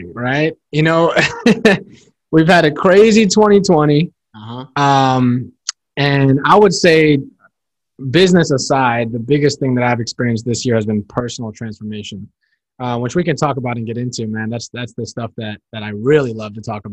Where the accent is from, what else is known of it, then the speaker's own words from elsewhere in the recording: Northern Virginia, United States; also born or lived in New York / Seattle; I'm from Northern Virginia. Born and raised